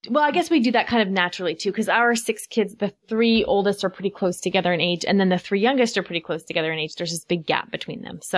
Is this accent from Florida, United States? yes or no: yes; Florida, United States; I'm eight years old, and I'm from Florida